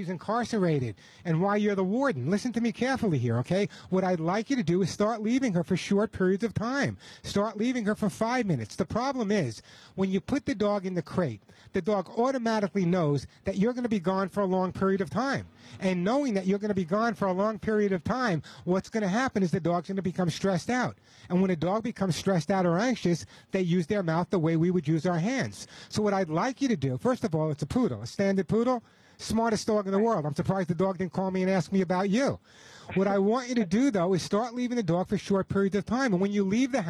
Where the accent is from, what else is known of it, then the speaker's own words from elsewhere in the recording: New York, United States; I'm from New York